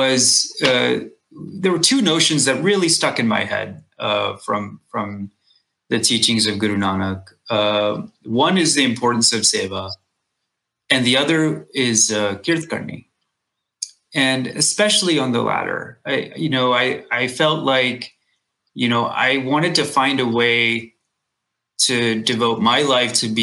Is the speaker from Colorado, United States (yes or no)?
no; Texas, United States; when I was a kid and growing up in Texas